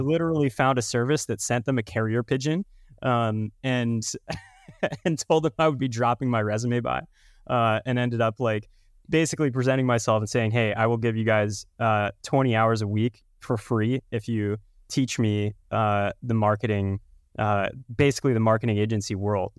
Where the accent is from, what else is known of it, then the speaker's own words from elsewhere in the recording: Texas, United States; now in Denver, United States; Texas boy, born and bred